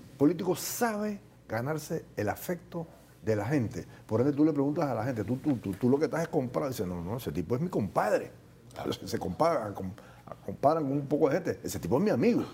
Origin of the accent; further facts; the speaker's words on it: Panama; Nosotros los panameños